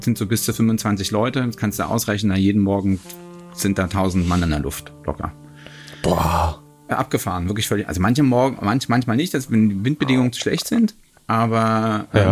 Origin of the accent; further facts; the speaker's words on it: Hamburg, Germany; meine Heimatstadt Hamburg